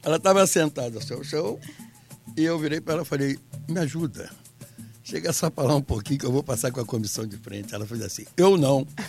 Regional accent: Rio de Janeiro, Brazil; Eu sou nascido e criado em Ramos

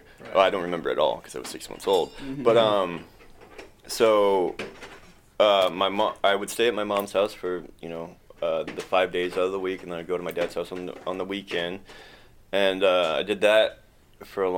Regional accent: Kenai, Alaska, United States; also born or lived in Soldotna, Alaska; I was born in Soldotna, Alaska in 1986. I grew up in Kenai, Alaska

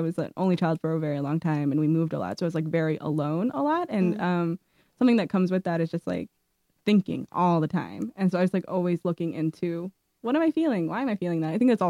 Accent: Indianapolis, Indiana, United States; born there; also born or lived in Madison, Wisconsin; now in Brooklyn, United States; But yeah, I was born in Indianapolis.

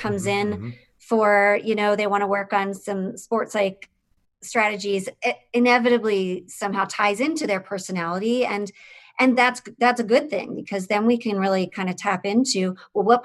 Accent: Pennsylvania, United States; moved away as an adult; also born or lived in South Bend, Indiana; I grew up in Pennsylvania

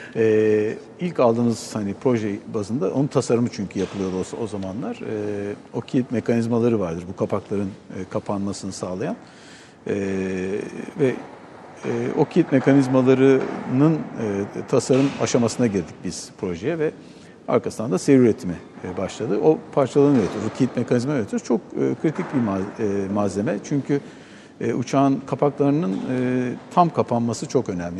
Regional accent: Çanakkale, Turkey; biz Çanakkale'liyiz.

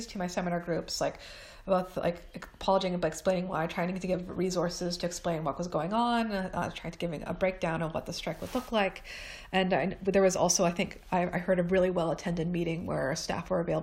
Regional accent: Toronto, Ontario, Canada; moved away as an adult; now in England, United Kingdom; I am Canadian. This is England. The winter is like nothing compared to what I'm used to in Toronto

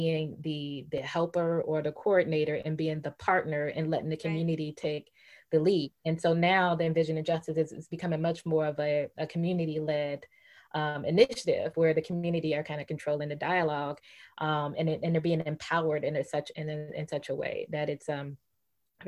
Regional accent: Chicago, Illinois, United States; my own roots, growing up on the South Side of Chicago

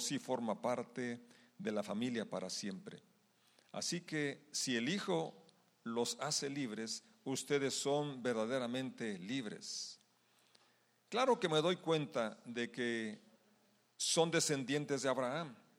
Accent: Mexico; como mexicanos celebramos nuestra independencia

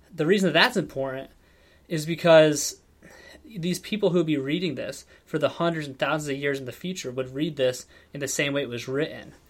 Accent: Warren, Ohio, United States; also born or lived in Ashtabula County, Ohio; I grew up in Northeast Ohio

